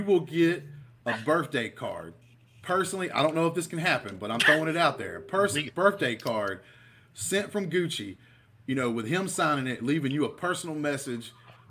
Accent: Alabama, United States; I'm a man from Alabama, grown as hell, with a beard

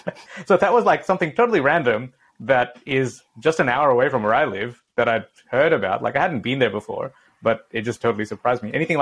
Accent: Gold Coast, Queensland, Australia; growing up on the Gold Coast

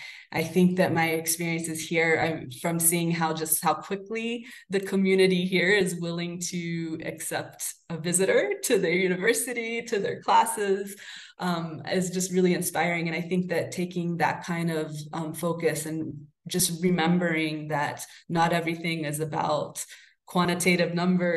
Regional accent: Salem, Massachusetts, United States; now in Guanajuato, Mexico; And I'll speak kind of specifically of my hometown of Salem and of Guanajuato. Salem, Massachusetts, just like Guanajuato, is a very small but a very vibrant colonial city.

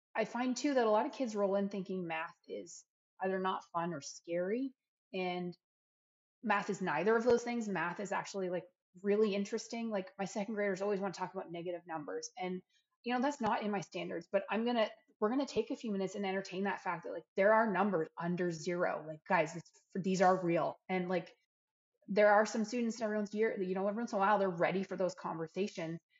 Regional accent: Canada; now in Tennessee, United States; I'm a Canadian.

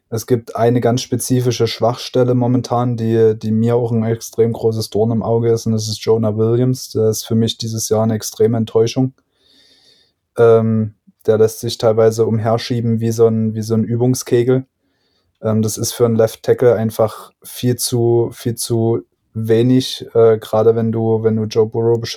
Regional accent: Saxony, Germany; Aus Sachsen.

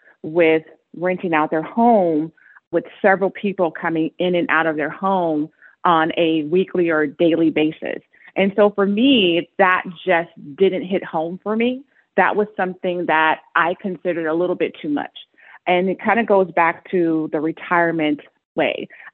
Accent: Las Vegas, Nevada, United States; also born or lived in California; I am from Las Vegas, Nevada. My first home is here in Las Vegas. I, of course, am from California too, so I say half and half of where I've been.

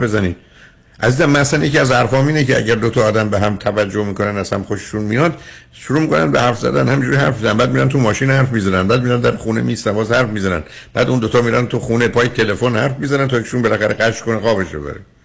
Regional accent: Iran; ما ایرانی هستیم

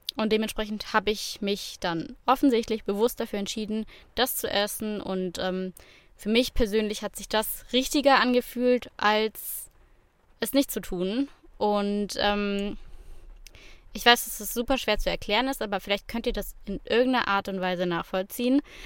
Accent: Swabia, Germany; als Schwabe

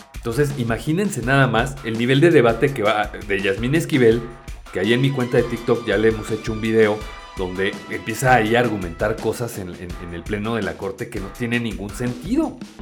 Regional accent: Mexico; como mexicanos

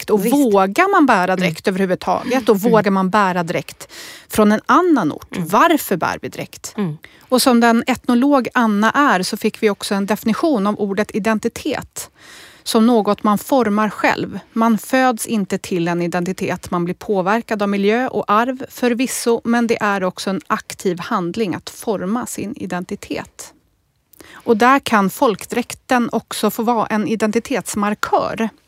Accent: Kazakhstan; Swedish is a second language; moved away as an adult; now in Sweden; i Kazakstan bor olika folk och jag, jag är ryska

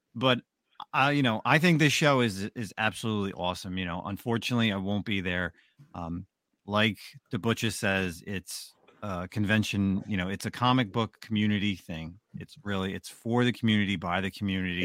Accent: Roselle Park, New Jersey, United States; my hometown, Roselle Park

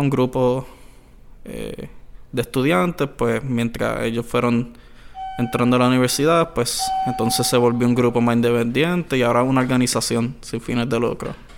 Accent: Añasco, Puerto Rico; yo soy de Añasco

